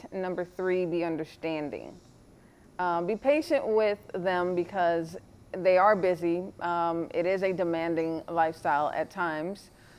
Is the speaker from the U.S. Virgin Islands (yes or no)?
yes; U.S. Virgin Islands; now in Atlanta, United States; I'm from the Caribbean, the Virgin Islands, and I've been in Atlanta for over 25 years.